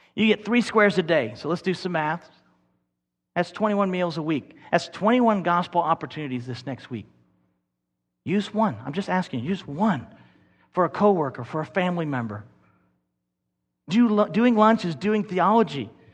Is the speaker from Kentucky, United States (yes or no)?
yes; Kentucky, United States; We're from Kentucky.